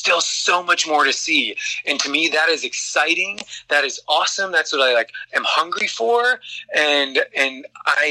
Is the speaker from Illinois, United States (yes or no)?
yes; Chicago, Illinois, United States; moved away; I'm from the Midwest. I'm from the Chicagoland area.